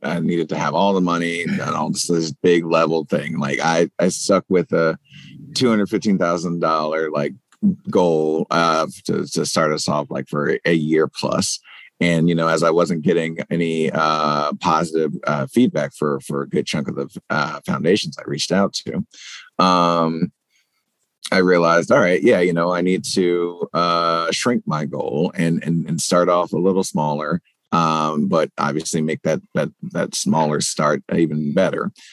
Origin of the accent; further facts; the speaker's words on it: South Carolina, United States; now in Baltimore, United States; my home state of South Carolina